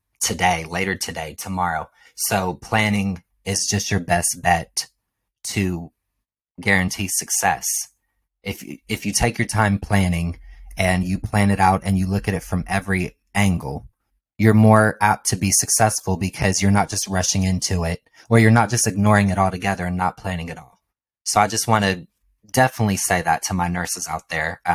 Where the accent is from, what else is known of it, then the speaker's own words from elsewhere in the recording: Ohio, United States; now in Los Angeles, United States; I'm from Ohio